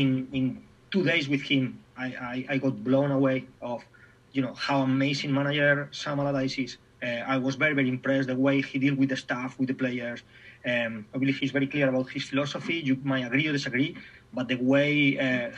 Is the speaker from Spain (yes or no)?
yes; Spain; English is a second language; moved away as an adult; also born or lived in Germany / England / Scotland; from Spain, weather, food, family, friends